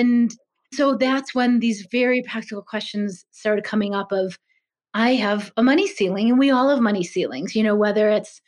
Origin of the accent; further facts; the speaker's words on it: Chicago, Illinois, United States; I was raised in Chicago, middle-class family of entrepreneurs